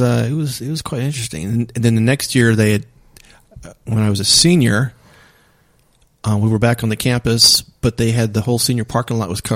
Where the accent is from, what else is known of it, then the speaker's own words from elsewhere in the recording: Tyler, Texas, United States; moved away; it was in my hometown in Texas.